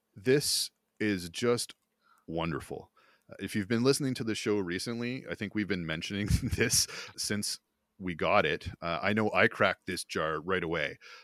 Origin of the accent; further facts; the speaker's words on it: Smiths Falls, Ontario, Canada; I grew up near Smith Falls, Ontario